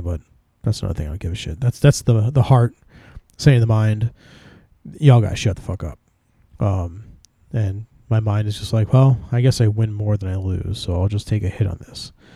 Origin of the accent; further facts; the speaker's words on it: New Jersey, United States; I'm from Jersey